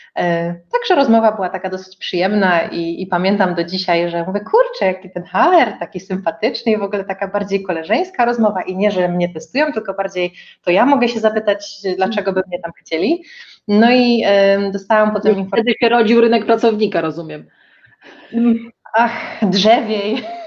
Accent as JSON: {"language": "Polish", "town": "Katowice", "region": "Silesian Voivodeship", "country": "Poland", "also_born_or_lived": "Kraków", "moved": "as an adult", "said": "pochodzę ze Śląska"}